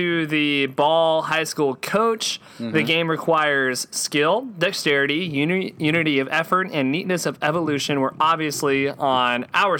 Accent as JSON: {"language": "English", "region": "Texas", "country": "United States", "said": "But we're from Texas."}